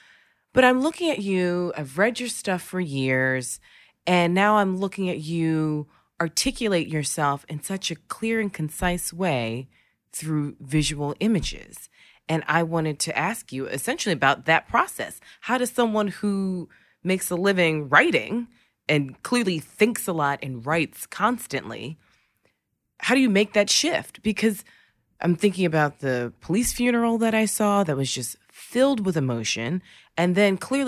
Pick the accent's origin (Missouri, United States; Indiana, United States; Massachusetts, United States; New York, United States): New York, United States; Hollis; born there; I was born in Hollis.